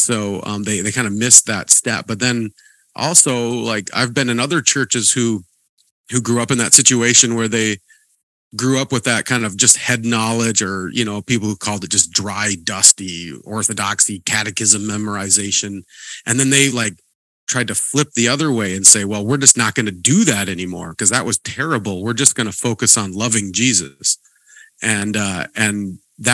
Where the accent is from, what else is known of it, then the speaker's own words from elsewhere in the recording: Montana, United States; I grew up in Montana